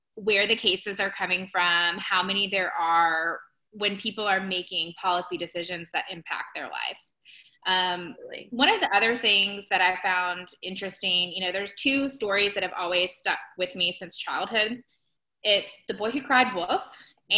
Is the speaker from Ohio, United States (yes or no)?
yes; Ohio, United States; moved away; I am originally from Ohio